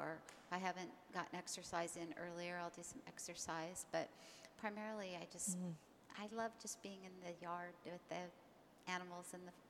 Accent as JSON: {"language": "English", "town": "Ojai", "region": "California", "country": "United States", "tie": "born or raised there", "said": "I really came back to where I grew up here in Ojai"}